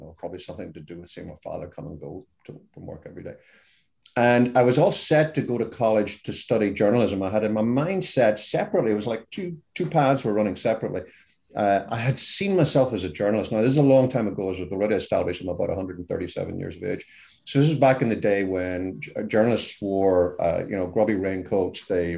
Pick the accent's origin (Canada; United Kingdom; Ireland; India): Ireland; accent: Irish; even a dumb Irishman, which is by my accent, you can tell what I am